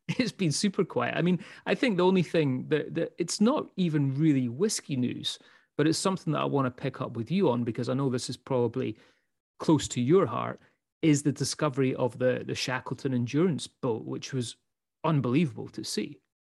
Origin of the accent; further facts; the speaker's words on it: Scotland, United Kingdom; also born or lived in United States; we're two Scottish guys